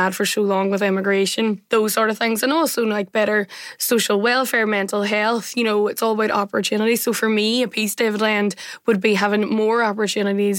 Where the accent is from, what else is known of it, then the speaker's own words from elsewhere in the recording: Derry, Northern Ireland, United Kingdom; moved away as an adult; now in Dublin, Ireland; I am currently based in Dublin, but I was born and reared in Derry City